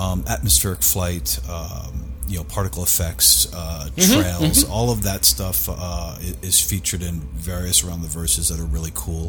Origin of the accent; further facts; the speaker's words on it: New York City, New York, United States; I grew up in New York. I grew up in Queens